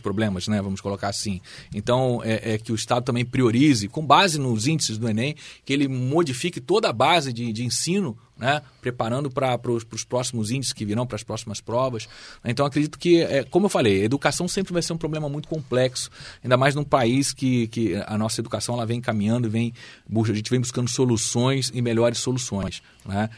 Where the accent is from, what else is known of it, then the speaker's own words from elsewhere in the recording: Brazil; como brasileiros